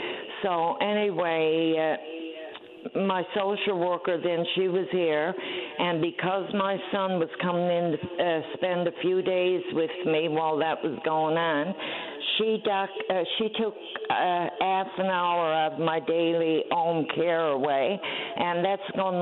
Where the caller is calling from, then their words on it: Grand Falls-Windsor, Newfoundland and Labrador, Canada; I'm a senior citizen. I'm calling from Grand Falls, Windsor.